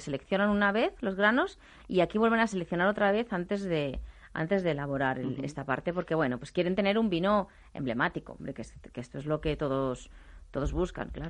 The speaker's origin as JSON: {"language": "Spanish", "area": "Ribera del Duero", "region": "Castile and León", "country": "Spain", "tie": "born or raised there", "said": "yo que me crié en Ribera del Duero"}